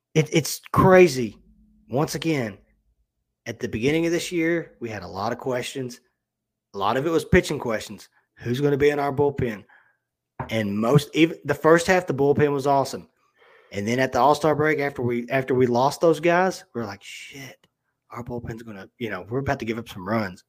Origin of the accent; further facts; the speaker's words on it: Kentucky, United States; I'm from Kentucky